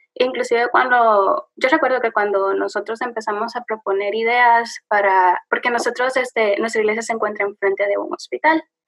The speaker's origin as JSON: {"language": "Spanish", "country": "El Salvador", "moved": "as an adult", "lives_now": "Washington, D.C., United States", "said": "soy del Salvador, un país muy chiquitito en Centroamérica, pero bonito"}